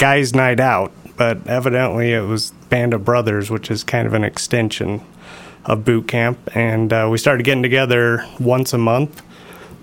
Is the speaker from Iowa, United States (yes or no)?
no; Sandy, Utah, United States; I was born in Sandy. I still live in Sandy